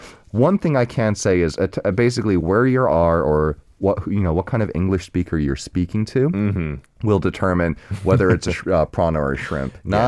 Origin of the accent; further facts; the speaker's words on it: Arizona, United States; because I grew up cooking in Arizona among mostly Mexican chefs.